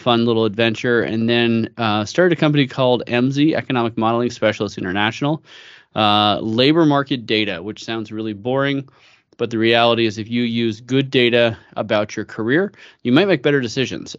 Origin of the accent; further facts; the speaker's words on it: San Francisco Bay Area, California, United States; moved away as an adult; now in Idaho, United States; I grew up in the San Francisco Bay Area